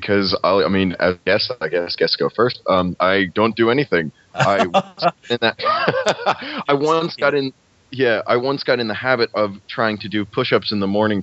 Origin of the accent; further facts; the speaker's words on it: New Jersey, United States; accent: American; moved away as an adult; now in Scotland, United Kingdom; I'm from New Jersey.